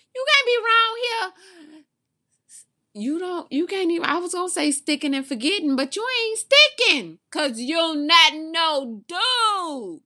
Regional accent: Mobile, Alabama, United States; I'm from Mobile, the original home of Mardi Gras

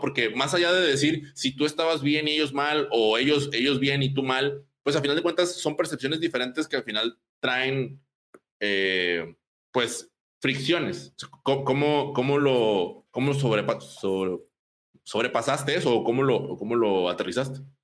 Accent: Apodaca, Nuevo León, Mexico; ambos crecimos en Apodaca

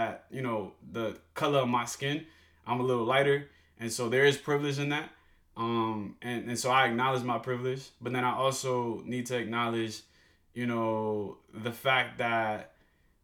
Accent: New York City, New York, United States; accent: New York; also born or lived in Dominican Republic / Washington, D.C.; growing up in East New York, Brooklyn

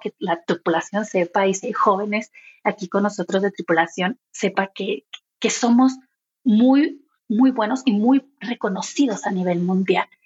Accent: Chihuahua, Mexico; yo soy de Chihuahua

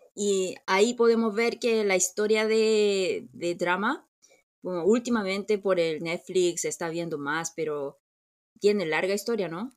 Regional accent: South Korea; nosotros los coreanos

